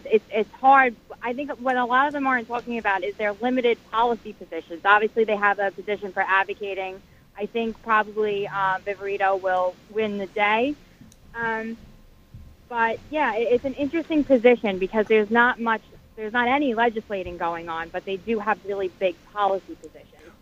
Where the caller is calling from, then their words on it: Staten Island, New York, United States; from Staten Island, New York.